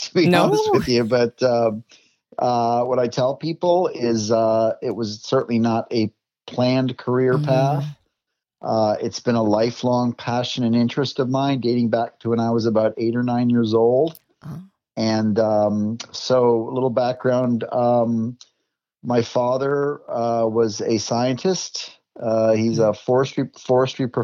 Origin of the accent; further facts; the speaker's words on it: Minnesota, United States; I grew up in Minnesota